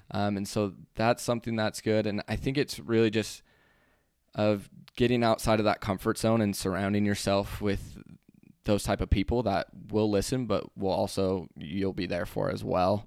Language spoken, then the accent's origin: English; Utah, United States; we're from Utah